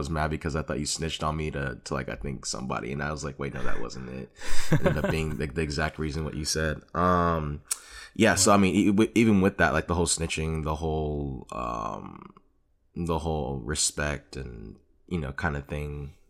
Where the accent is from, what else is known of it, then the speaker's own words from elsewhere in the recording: Hawthorne, California, United States; also born or lived in Lenox / Carson; For context, I grew up like in Hawthorne and Lenox and moved to Carson.